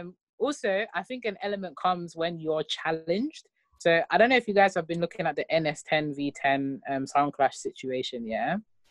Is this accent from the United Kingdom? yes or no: yes; United Kingdom; I'm a patriot, I'm British. But then your ethnicity is that, you know, I'm Nigerian, or, you know, I'm black.